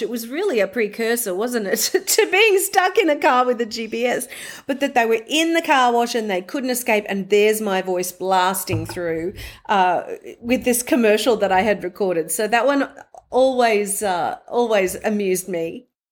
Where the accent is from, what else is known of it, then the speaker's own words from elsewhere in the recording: Mackay, Queensland, Australia; moved away as an adult; also born or lived in Brisbane, Australia / Sydney, Australia / New York City, United States; I'm gonna move from Mackay in North Queensland near the Great Barrier Reef, the Whitsundays region.